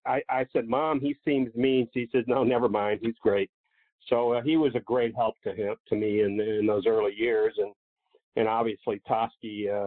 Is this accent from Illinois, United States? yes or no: yes; Illinois, United States; moved away; I grew up in Illinois, so we would drive in there